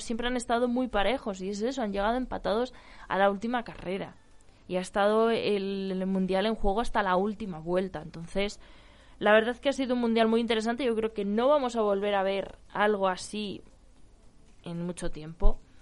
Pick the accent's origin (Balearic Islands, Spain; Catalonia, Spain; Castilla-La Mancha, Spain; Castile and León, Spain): Castile and León, Spain; Ávila; also born or lived in Valladolid; Soy vallesoletana de nacimiento y abulense de crianza